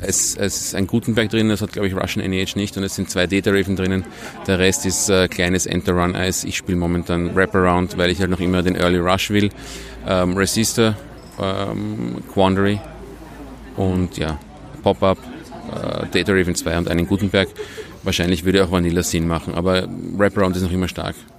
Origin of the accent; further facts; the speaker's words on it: Vienna, Austria; ich komme aus Wien, ähm, spiele in Wien